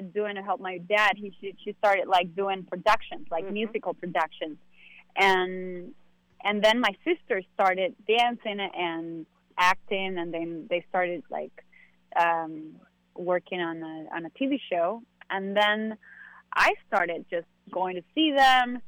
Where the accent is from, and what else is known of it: Peru